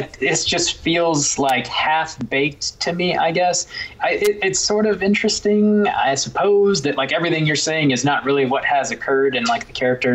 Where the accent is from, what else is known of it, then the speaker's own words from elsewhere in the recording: Jacksonville, Florida, United States; my hometown, Jacksonville, Florida